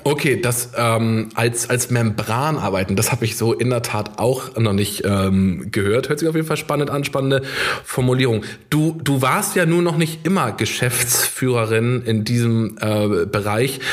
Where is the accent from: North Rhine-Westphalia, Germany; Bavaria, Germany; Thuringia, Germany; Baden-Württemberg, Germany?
Bavaria, Germany; Ammersee; moved away; am Ammersee treffen, meiner alten Heimat